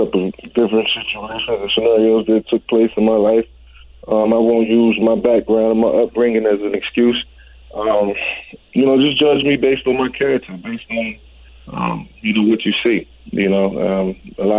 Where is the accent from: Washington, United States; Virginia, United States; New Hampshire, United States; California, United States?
Virginia, United States; moved away; also born or lived in Atlanta / Philadelphia; in Virginia, where my hometown, where I'm from